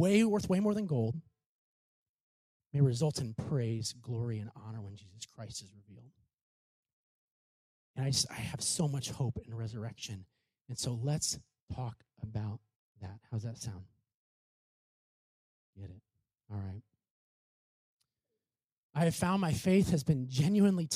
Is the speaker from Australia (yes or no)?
no; Clinton, United States; my hometown, Clinton